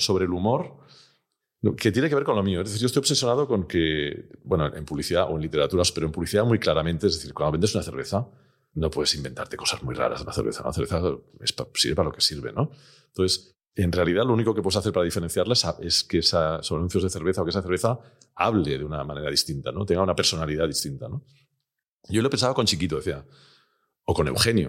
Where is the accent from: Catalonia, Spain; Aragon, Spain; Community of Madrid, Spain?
Catalonia, Spain; Barcelona; yo soy de Barcelona